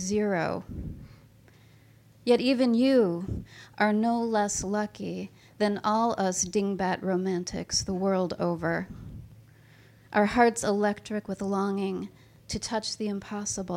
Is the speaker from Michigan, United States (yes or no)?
yes; Detroit, Michigan, United States; I'm from Detroit